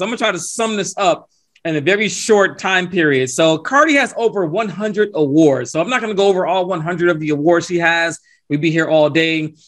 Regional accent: Atlanta, Georgia, United States; my hometown, Atlanta, Georgia

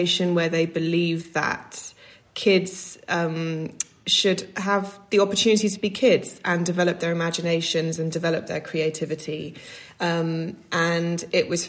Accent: Scotland, United Kingdom; also born or lived in Glastonbury, Somerset, England; when I was 6, we moved up to Scotland

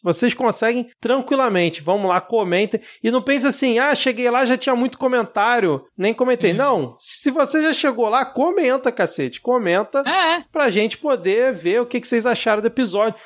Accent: Rio de Janeiro, Brazil; sempre morei a minha vida toda aqui no Rio de Janeiro

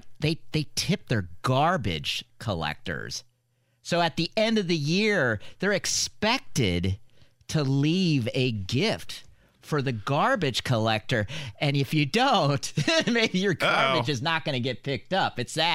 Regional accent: United States; I, as an American

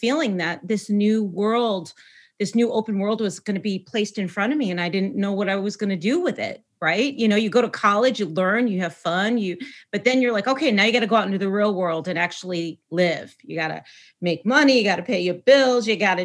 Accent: Syracuse, New York, United States; So I hail from upstate New York. I'm actually from Syracuse

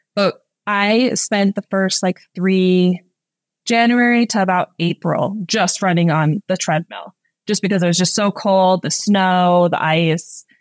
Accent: Minnesota, United States; I am originally from Minnesota. I grew up with three younger siblings. Um, we grew up in the great outdoors

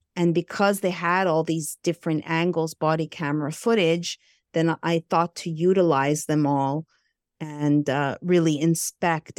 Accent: Montreal, Quebec, Canada; moved away as an adult; also born or lived in Burbank, United States; I hail from Montreal, Canada. I'm Egyptian Greek.

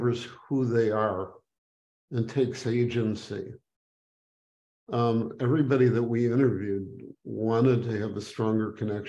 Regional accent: Skokie, Illinois, United States; I grew up in Skokie, Illinois, which, you know, a little suburb outside of Chicago

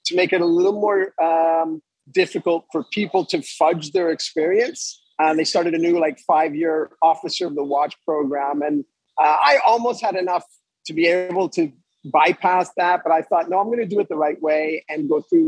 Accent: Montreal, Quebec, Canada; moved away as an adult; also born or lived in Los Angeles / Fort Lauderdale; I grew up in Montreal, and I lived in an area of Montreal which was predominantly English-speaking

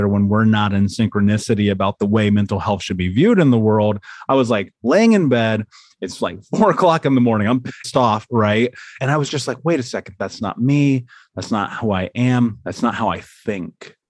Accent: United States; I grew up in America.

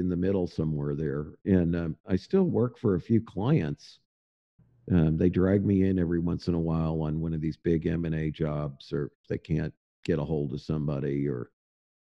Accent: St. Louis, Missouri, United States; also born or lived in Boston, Massachusetts; now in Fayetteville, United States; I grew up in the St. Louis area

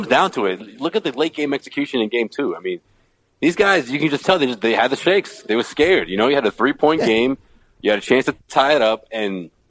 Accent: Boston, Massachusetts, United States; I told him I was from Boston.

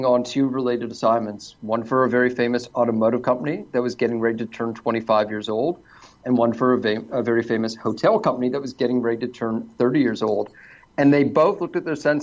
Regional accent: Toronto, Ontario, Canada; moved away as an adult; now in Los Angeles, United States; I'm originally from Toronto, Canada, but I've been living in mostly sunny Los Angeles

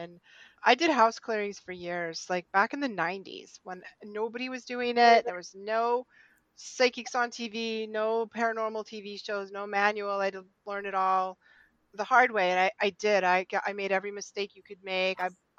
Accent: New England, United States; we're from New England. There's a lot of Catholics here

